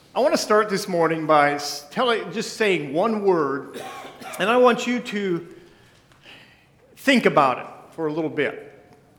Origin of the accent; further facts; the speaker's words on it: Nappanee, Indiana, United States; moved away; this is where me and my wife were both raised. Uh, we grew up in Napanee area